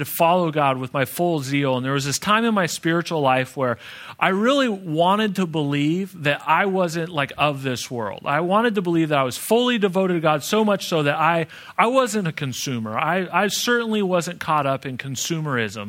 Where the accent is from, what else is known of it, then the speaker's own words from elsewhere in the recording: Phoenix, Arizona, United States; I'm from Phoenix